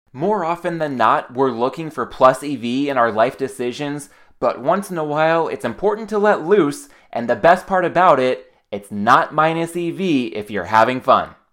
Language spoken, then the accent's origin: English; California, United States; my home state, California